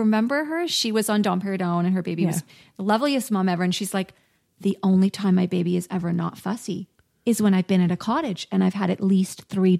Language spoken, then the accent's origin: English; South Africa; moved away; I was born and brought up in South Africa